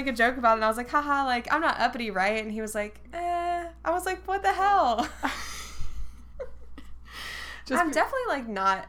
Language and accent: English; Raleigh, North Carolina, United States; I was like, oh, like the Raleigh area, whatever. She was like, oh, I would have thought that you were from, like, further south. Like, I was like, why? Like, I don't have an accent.